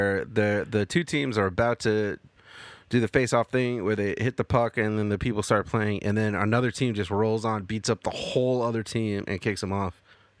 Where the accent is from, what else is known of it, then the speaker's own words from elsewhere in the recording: United States; as an American